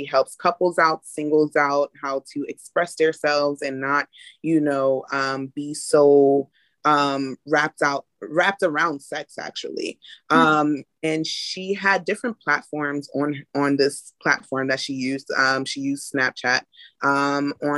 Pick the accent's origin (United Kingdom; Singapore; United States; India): United States; New York City, New York; I am from Brooklyn, New York